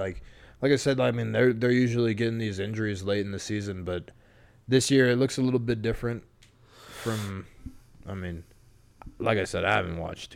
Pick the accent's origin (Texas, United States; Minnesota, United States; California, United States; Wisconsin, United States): Texas, United States; I'm from Texas.